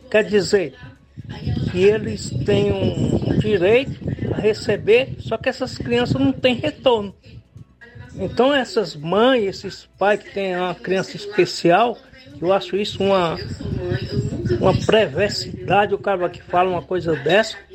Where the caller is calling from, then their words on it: Crateús, Ceará, Brazil; Eu sou aqui do distrito do Assis, município de Crateús.